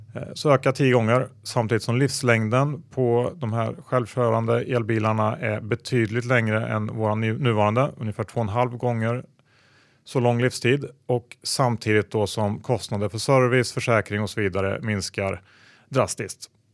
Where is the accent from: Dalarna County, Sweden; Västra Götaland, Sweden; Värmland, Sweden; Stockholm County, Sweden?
Värmland, Sweden; jag är ju från Värmland vilket eh, betyder att man är typ seminorsk.